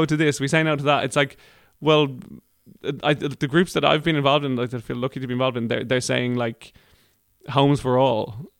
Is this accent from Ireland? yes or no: yes; Ireland; moved away as an adult; also born or lived in Sweden; the type of Irish person I feel like